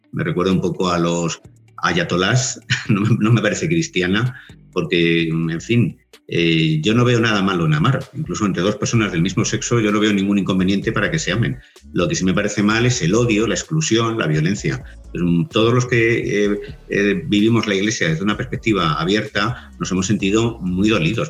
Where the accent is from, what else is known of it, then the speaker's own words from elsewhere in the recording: Spain; Yo pertenezco a la tradición católica porque nací en España